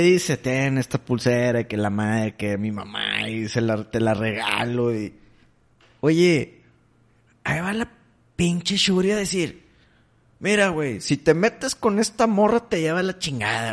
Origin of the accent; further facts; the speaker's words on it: Mexico; soy mexicano